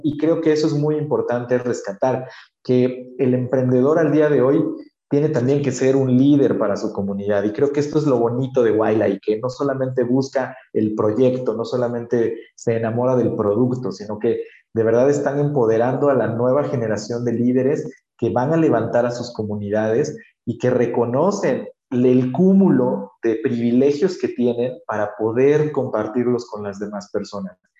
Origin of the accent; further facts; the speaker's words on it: Oaxaca, Mexico; yo soy de Oaxaca, México